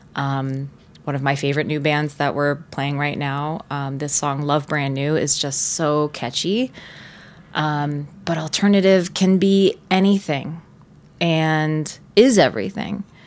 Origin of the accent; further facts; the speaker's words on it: Tampa, Florida, United States; also born or lived in Gainesville; my hometown is Tampa